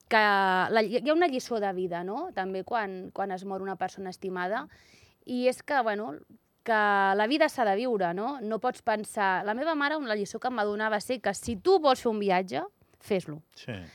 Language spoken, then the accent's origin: Catalan; Sant Vicenç de Castellet, Catalonia, Spain; also born or lived in Andorra; now in Barcelona, Spain; Jo sóc de Sant Vicenç